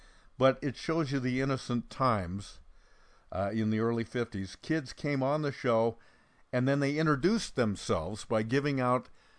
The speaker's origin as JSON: {"language": "English", "town": "Bend", "region": "Oregon", "country": "United States", "tie": "born or raised there", "said": "I grew up in Central Oregon, Bend."}